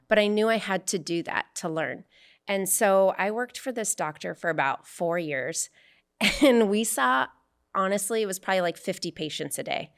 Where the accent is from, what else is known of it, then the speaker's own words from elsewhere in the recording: Arizona, United States; now in California, United States; I'm from Arizona